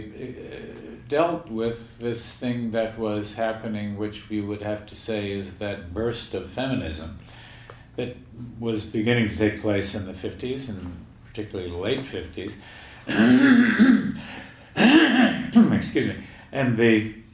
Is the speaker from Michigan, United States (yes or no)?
no; Virginia, United States; moved away; I come from Virginia.